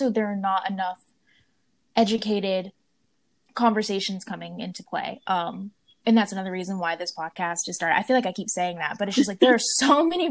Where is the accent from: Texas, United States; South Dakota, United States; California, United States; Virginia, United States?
Virginia, United States; Blacksburg; now in New Orleans, United States; I grew up in Blacksburg, Virginia